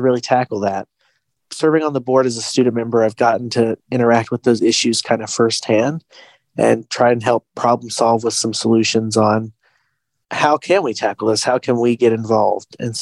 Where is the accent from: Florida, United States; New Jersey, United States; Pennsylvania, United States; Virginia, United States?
Virginia, United States; Wise; my hometown of Wise